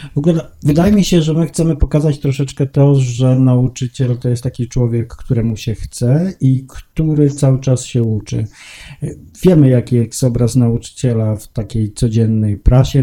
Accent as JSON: {"language": "Polish", "town": "Gdańsk", "region": "Pomeranian Voivodeship", "country": "Poland", "moved": "yes", "lives_now": "Warsaw, Poland", "said": "ja też nie jestem z Warszawy, chociaż mówię z Warszawy i mieszkam w Warszawie, jestem z Gdańska i tak się zawsze będę przedstawiał"}